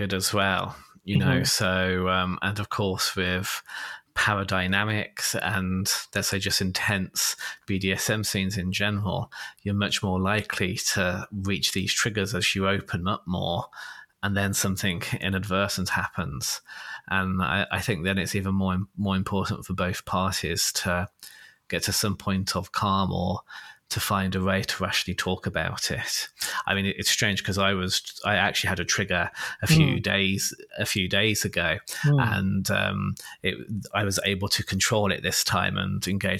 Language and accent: English; England, United Kingdom; English from England